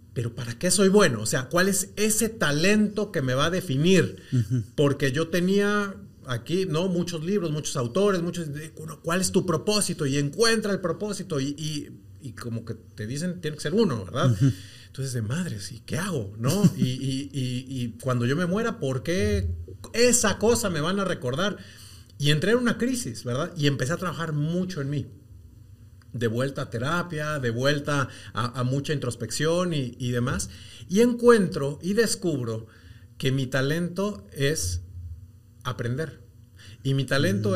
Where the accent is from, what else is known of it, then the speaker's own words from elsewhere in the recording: Mexico; moved away as an adult; now in Guatemala; yo soy mexicano, llego a, Guatemala hace ya bastantes años, 18